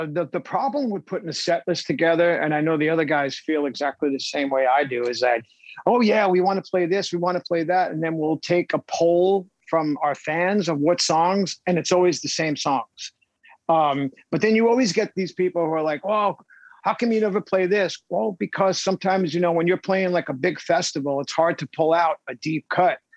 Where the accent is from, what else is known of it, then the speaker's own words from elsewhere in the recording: Long Island, New York, United States; I'm also a Jewish man from Long Island, so I can relate to a lot of it.